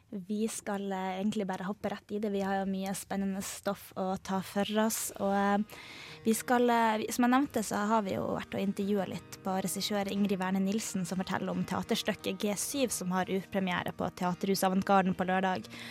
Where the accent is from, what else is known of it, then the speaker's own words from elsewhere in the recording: Harstad, Troms, Norway; now in Trondheim, Norway; min hjemby Harstad